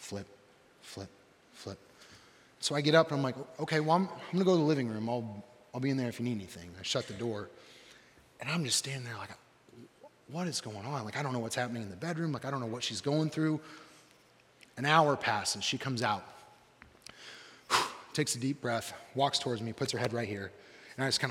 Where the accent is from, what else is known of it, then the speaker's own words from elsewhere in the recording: Johnson County, Indiana, United States; I'm from Johnson County